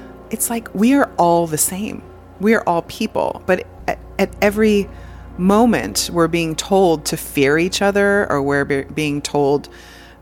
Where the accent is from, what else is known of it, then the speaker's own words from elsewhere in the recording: United States; I'm American